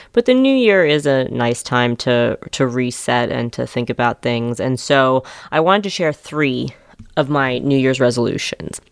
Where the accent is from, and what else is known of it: New York City, New York, United States; born or raised there